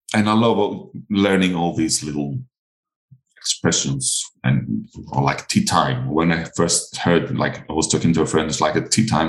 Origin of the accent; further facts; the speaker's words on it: Crete, Greece; first language Greek; English is a second language; My first language is not English. It's Greek